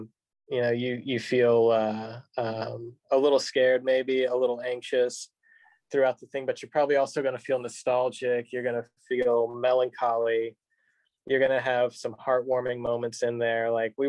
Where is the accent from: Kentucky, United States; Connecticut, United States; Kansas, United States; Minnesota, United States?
Kentucky, United States; I'm not from Lexington. I'm from a town about 30 minutes east of here.